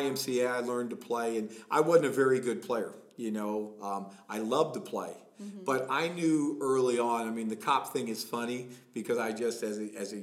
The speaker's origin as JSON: {"language": "English", "town": "Allentown", "region": "Pennsylvania", "country": "United States", "tie": "born or raised there", "said": "I grew up in Allentown, PA"}